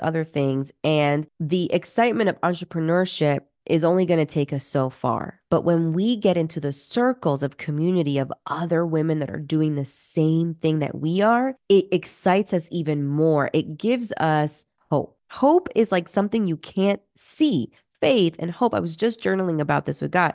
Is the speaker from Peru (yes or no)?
yes; Peru; moved away; I'm originally from Peru